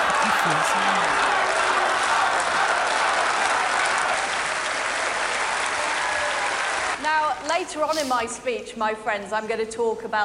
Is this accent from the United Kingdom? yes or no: yes; Leeds, Yorkshire and the Humber, United Kingdom; growing up in Leeds